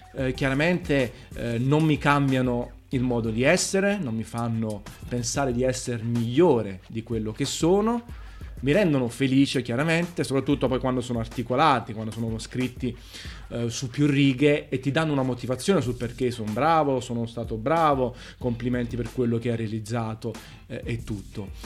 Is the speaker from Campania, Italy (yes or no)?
yes; Naples, Campania, Italy; accent: Neapolitan; Io sono napoletano, orgoglioso di esserlo